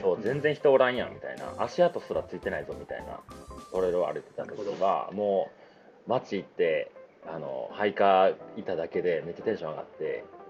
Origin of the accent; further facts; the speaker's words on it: Japan; 日本で生まれてさ